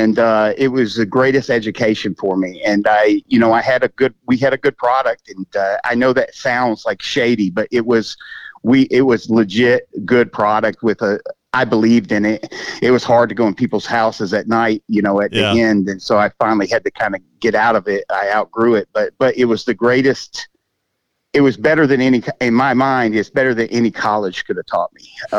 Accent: Augusta, Georgia, United States; also born or lived in Michigan / Germany / Miami; But he retired at Fort Gordon here in Augusta when I was like 12. So okay. I consider it home. I was born in Michigan, actually, but lived in Germany, Miami.

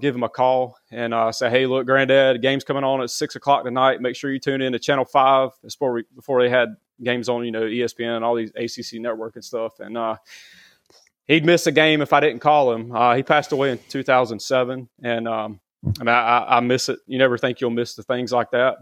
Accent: Garner, North Carolina, United States; I grew up in Garner

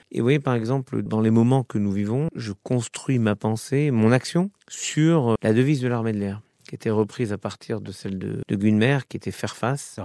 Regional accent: Orly, Île-de-France, France; J'ai vécu quand j'étais jeune, j'ai vécu à Orly

